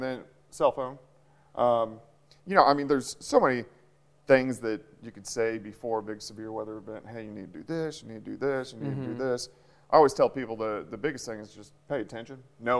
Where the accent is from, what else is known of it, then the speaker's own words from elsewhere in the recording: Kansas City, United States; moved away; I grew up in Kansas City, and everybody had a basement.